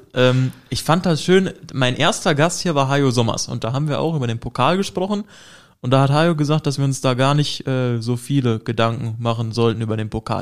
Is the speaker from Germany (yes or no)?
yes; Hesse, Germany; moved away; bei uns in Hessen mit H, das Bundesland